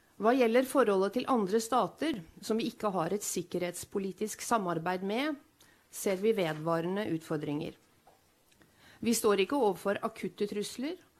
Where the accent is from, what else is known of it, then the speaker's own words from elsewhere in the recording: Norway; Som nordmann